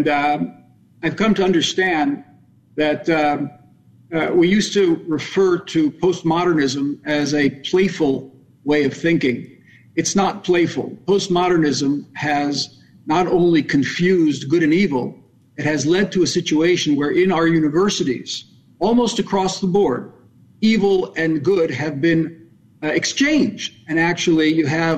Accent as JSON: {"language": "English", "town": "Scranton", "region": "Pennsylvania", "country": "United States", "tie": "born or raised there", "moved": "yes", "lives_now": "Israel", "said": "I come from Scranton, Pennsylvania. I was born and bred in Scranton"}